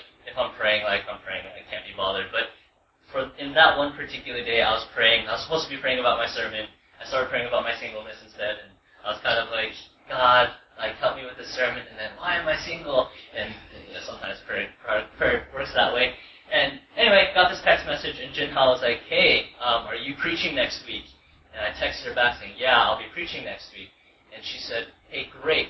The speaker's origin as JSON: {"language": "English", "country": "United States", "tie": "born or raised there", "said": "I've been to America my whole life"}